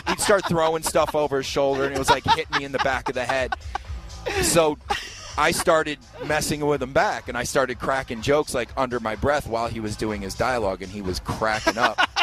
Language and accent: English; Detroit, Michigan, United States; moved away as an adult; now in Los Angeles, United States; I'm not from LA originally. I, I moved to LA 15 years ago. I'm originally from Detroit.